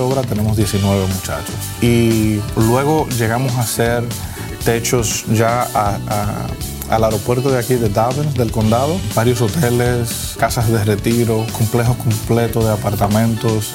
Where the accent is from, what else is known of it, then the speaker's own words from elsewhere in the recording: Dominican Republic; moved away as an adult; also born or lived in Michigan / Florida; now in United States; En la República Dominicana, que es de donde yo soy